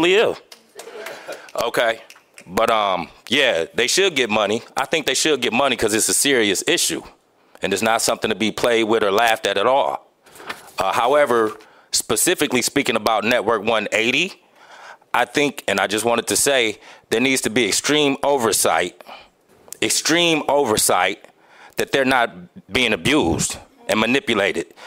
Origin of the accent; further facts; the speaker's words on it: Grand Rapids, Michigan, United States; I'm from Grand Rapids, born and raised